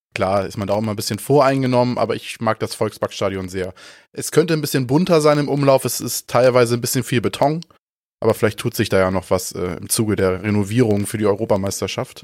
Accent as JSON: {"language": "German", "area": "Ostholstein", "region": "Schleswig-Holstein", "country": "Germany", "said": "Ich komme ja aus Ostholstein, ist jetzt auch nicht so super weit weg von, von Hamburg."}